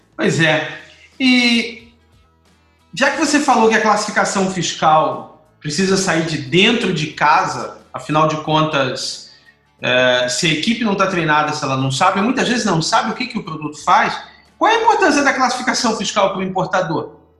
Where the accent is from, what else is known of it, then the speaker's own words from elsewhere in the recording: Rio de Janeiro, Brazil; now in Espírito Santo, Brazil; como carioca